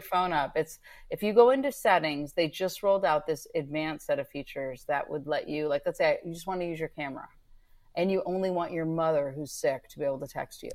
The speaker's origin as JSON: {"language": "English", "region": "Northern California", "country": "United States", "tie": "born or raised there", "said": "I grew up in Northern California."}